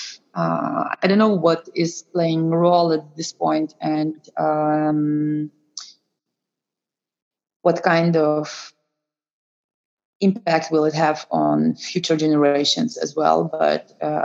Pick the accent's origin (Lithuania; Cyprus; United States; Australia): Lithuania; now in Netherlands; I'm myself from Eastern Europe, I think this was a kind of very shocking for me, you know, because in country where I'm coming from Lithuania